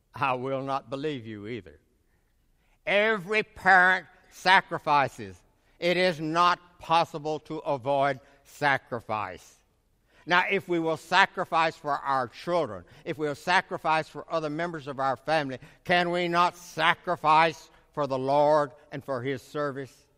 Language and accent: English; Middle Tennessee, United States; in my community where I grew up in Middle Tennessee